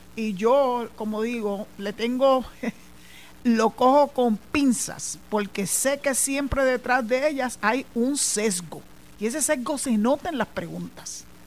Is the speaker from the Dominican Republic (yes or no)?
no; Puerto Rico; somos los boricuas